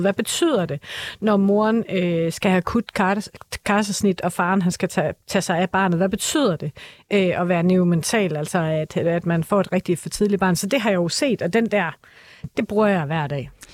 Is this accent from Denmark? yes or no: yes; Aarhus, Central Denmark Region, Denmark; accent: Aarhus dialect; i Aarhus, hvor jeg kommer fra, det tror jeg er rimelig tydeligt på min dialekt